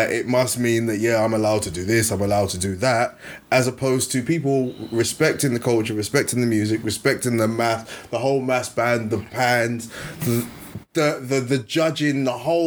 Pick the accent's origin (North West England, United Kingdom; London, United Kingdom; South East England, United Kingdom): London, United Kingdom; as a Nigerian growing up in London